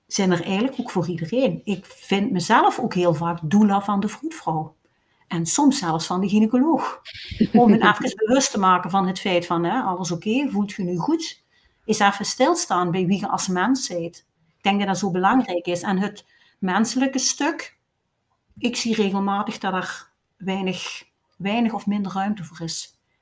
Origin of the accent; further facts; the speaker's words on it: Limburg, Flanders, Belgium; accent: Limburgs; met een Limburgs accent, maar dat kan ik ook niet wegsteken